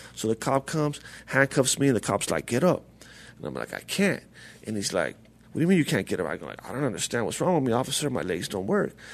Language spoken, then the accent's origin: English; La Puente, California, United States; I'm from uh, La Puente, California